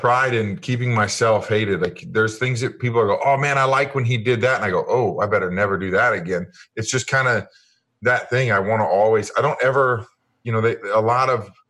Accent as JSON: {"language": "English", "town": "Kansas City", "country": "United States", "tie": "born or raised there", "said": "I grew up in Kansas City, and my dad was a huge fan."}